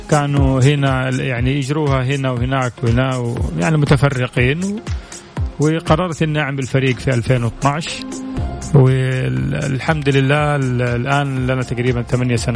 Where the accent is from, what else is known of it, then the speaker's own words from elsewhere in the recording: Jeddah, Makkah Province, Saudi Arabia; born there; من مواليد مدينة جدة يعني ما هو من مكان ثاني